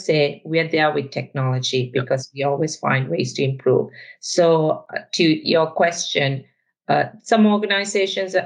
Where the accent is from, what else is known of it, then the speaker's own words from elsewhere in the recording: Sri Lanka; moved away; I'm originally from Sri Lanka, if you're trying to place my accent. And I've grown up, actually, in a very sunny environment.